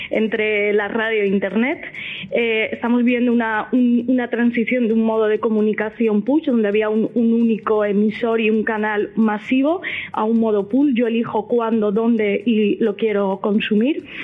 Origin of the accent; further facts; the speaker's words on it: Valencian Community, Spain; igual que hay talibanes de la paella en, mi tierra.